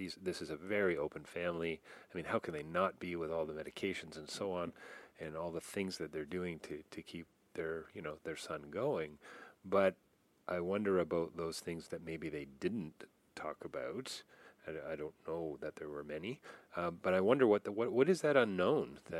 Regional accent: Canada; I'm Canadian

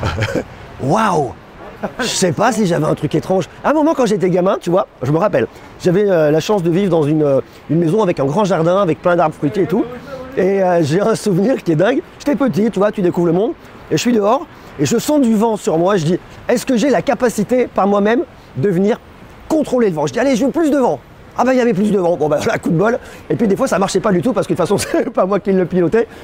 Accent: Auvergne-Rhône-Alpes, France; also born or lived in Clermont-Ferrand / Paris; J'habite à Clermont-Ferrand. Moi, je suis un bougnat je suis un Auvergnat

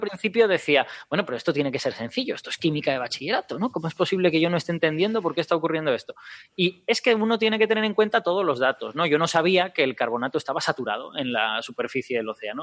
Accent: Castellón de la Plana, Valencian Community, Spain; Castellón de la Plana, de donde yo vengo, era una zona de malaria endémica

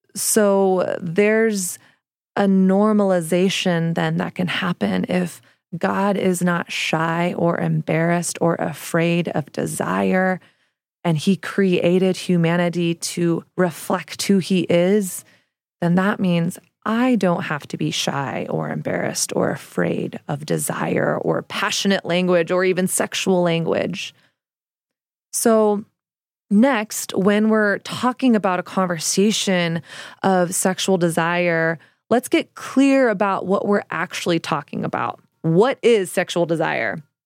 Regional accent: the South, United States; now in New York City, United States; I didn't grow up in the church, but I grew up in the South, and Christianity in the South is the air that we breathed

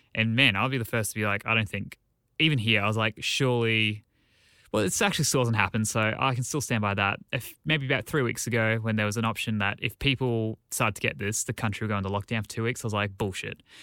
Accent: Australia; as an Australian.

